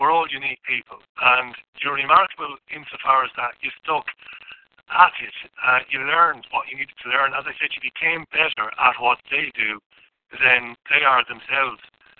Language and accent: English; Scotland, United Kingdom; We like a row. So, like an argument. Scotsman likes an argument, like you Irish. We like an argument.